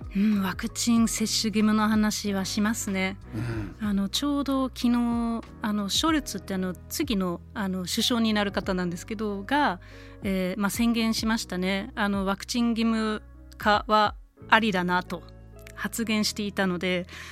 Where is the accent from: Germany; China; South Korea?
Germany; born or raised there; now in Japan